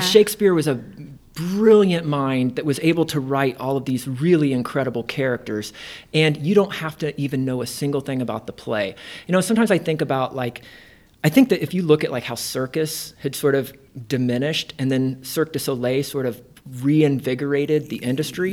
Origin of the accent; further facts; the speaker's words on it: Indiana, United States; moved away as an adult; also born or lived in Ohio; now in Nebraska, United States; I'm originally from Indiana